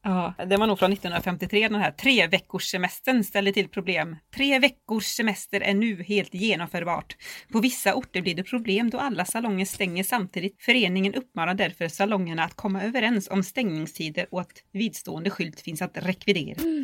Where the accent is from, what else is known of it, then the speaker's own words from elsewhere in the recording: Borås, Västra Götaland, Sweden; jag är från Borås